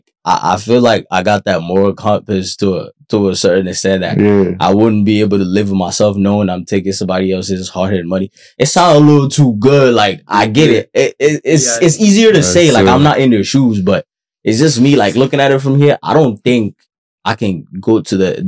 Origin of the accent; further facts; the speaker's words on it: Nigeria; I am Nigerian too